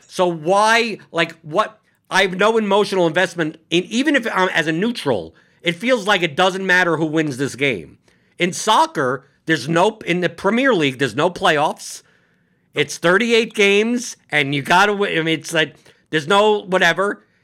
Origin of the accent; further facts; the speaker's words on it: New York City, New York, United States; moved away; I come from New York City